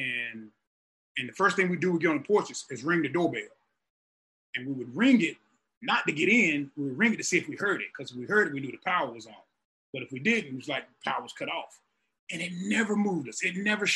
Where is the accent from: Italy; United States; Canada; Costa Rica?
United States; rural North Carolina; moved away; I'm from the deep country of North Carolina